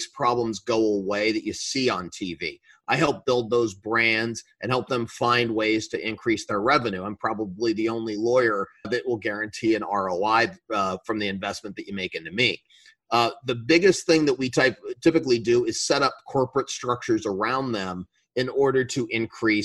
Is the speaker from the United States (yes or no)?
yes; Colorado Springs, Colorado, United States; I grew up in Colorado